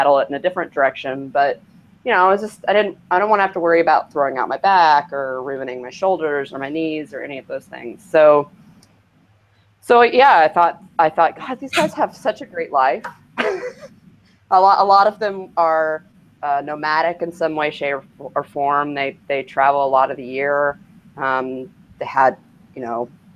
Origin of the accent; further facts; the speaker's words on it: Kentucky, United States; moved away as an adult; also born or lived in Cincinnati; now in Portland, United States; I've lived here for 12 years. I grew up in Kentucky.